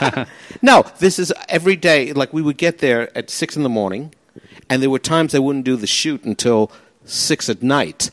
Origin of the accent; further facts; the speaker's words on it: New York, United States; now in Australia; I'm from New York. He's from 40-something Street. I'm from 20th Street.